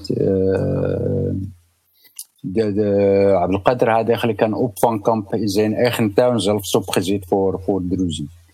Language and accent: Dutch; Gzenaya, Rif, Tanger-Tetouan-Al Hoceima, Morocco; now in Netherlands; de omgeving waar ik geboren ben